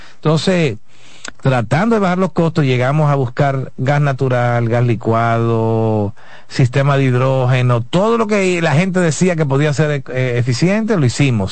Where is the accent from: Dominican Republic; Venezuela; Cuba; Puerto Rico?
Dominican Republic